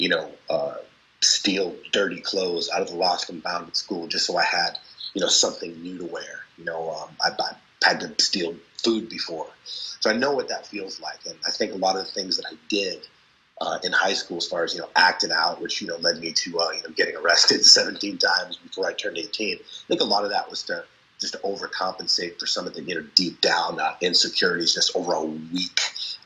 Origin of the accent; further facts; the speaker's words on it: Boston, Massachusetts, United States; I grew up in Boston